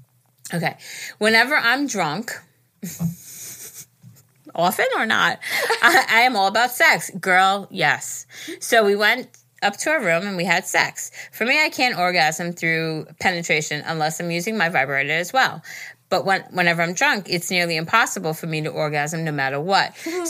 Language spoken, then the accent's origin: English; Pittsburgh, Pennsylvania, United States; I'm from Pittsburgh.